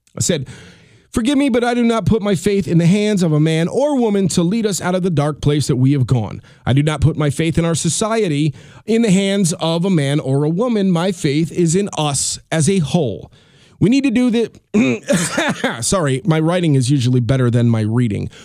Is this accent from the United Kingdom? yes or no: no; New York, United States; I'm a New Yorker